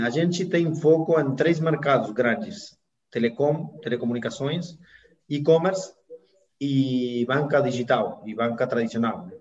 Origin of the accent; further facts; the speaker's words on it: Argentina; moved away; also born or lived in United States; Eu sou argentino, advogado